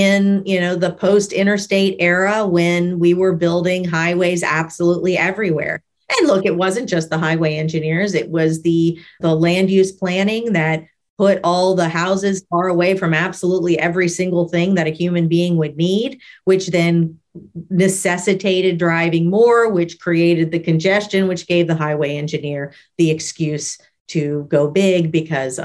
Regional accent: New Orleans, Louisiana, United States; also born or lived in Baton Rouge; I grew up in New Orleans

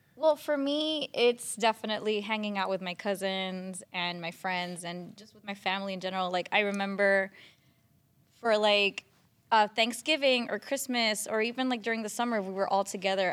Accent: San Juan, Puerto Rico; moved away as an adult; also born or lived in New York / Los Angeles; I was born and raised in San Juan, Puerto Rico

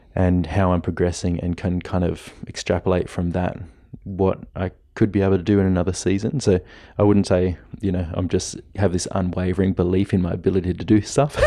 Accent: Blue Mountains, New South Wales, Australia; my hometown was a sport capital

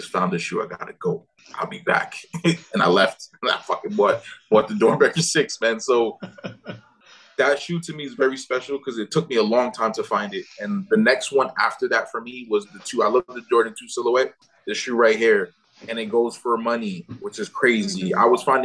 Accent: Jamaica; I am Jamaican

